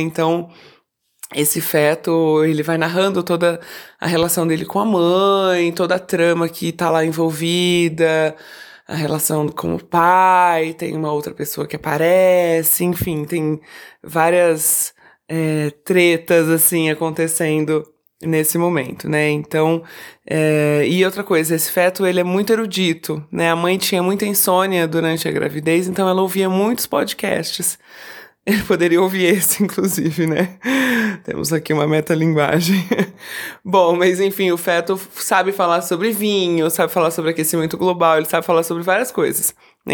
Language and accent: Portuguese; Campinas, São Paulo, Brazil; also born or lived in Rio de Janeiro; eu sou de Campinas